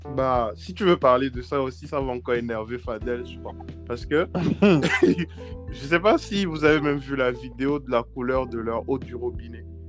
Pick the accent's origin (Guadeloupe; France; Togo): Togo; c'est tout petit, mais on est fiers de ce petit bout de pays